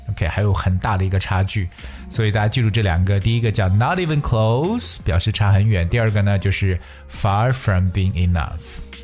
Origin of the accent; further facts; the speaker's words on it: China; 我们中国人